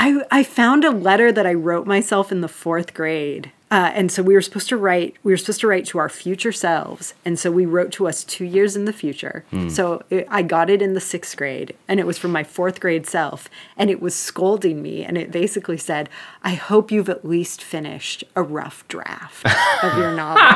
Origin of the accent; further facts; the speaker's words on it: Seattle, Washington, United States; But when I was very, very small, we lived further north. So we were in Ballard and Magnolia.